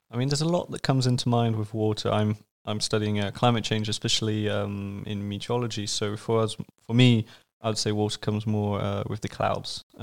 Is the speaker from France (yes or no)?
yes; south of France, France; Um, so where I grew up was mostly in the south of France.